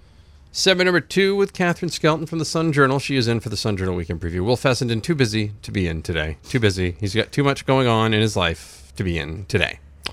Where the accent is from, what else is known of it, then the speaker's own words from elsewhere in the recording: Rumford, Maine, United States; born there; I was born in Rumford. I can say whatever I want about it.